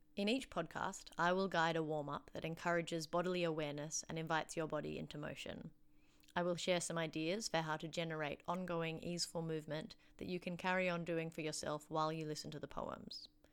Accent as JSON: {"language": "English", "town": "Canberra", "region": "Australian Capital Territory", "country": "Australia", "tie": "born or raised there", "moved": "yes", "lives_now": "Wellington, New Zealand", "said": "I was born and raised on Ngunnawal land in Canberra, Australia"}